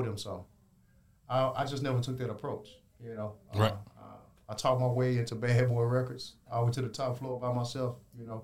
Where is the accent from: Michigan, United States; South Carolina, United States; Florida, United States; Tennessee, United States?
Tennessee, United States; Memphis; moved away as an adult; now in Los Angeles, United States; growing up in Memphis, we listened to a lot of Atlanta music